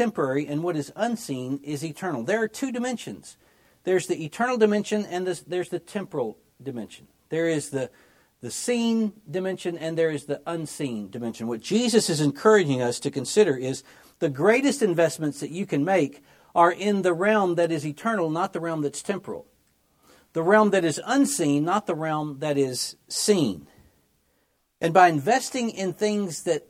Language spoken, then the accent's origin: English; Memphis, Tennessee, United States; I grew up in Memphis, Tennessee. That's my hometown.